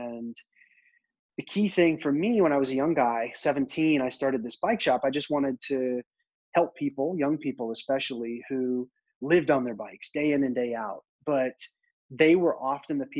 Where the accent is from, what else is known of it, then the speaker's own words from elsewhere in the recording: Memphis, Tennessee, United States; I grew up in Memphis